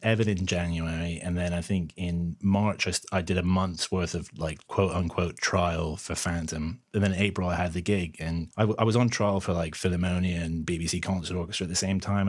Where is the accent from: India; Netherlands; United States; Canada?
Canada; moved away as an adult; also born or lived in London, United Kingdom; now in United Kingdom; I'm originally from Canada